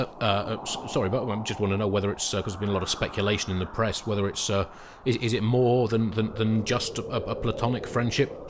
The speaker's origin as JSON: {"language": "English", "country": "United Kingdom", "said": "as a British person"}